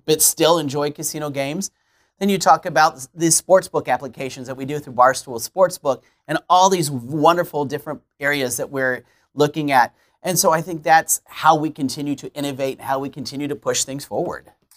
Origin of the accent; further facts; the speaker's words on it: Kansas City, Missouri, United States; now in Alton, United States; I'm Kansas City native